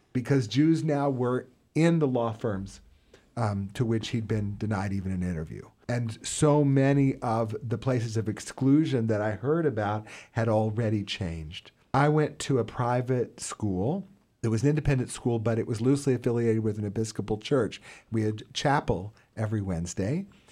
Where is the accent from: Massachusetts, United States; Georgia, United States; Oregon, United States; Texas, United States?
Texas, United States; Houston; I grew up in Houston